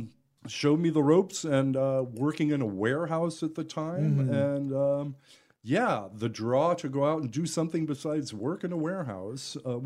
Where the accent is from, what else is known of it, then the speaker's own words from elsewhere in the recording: San Francisco Bay Area, California, United States; Originally, I grew up in the Bay Area, the San Francisco Bay Area.